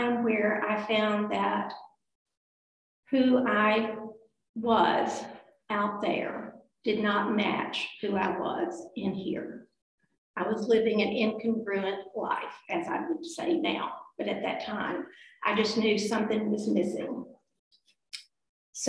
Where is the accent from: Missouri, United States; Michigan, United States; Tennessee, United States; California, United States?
Tennessee, United States; Cookeville; moved away as an adult; also born or lived in Virginia / Arkansas / Fayetteville, Arkansas; now in Little Rock, United States; I was born in Cookeville, Tennessee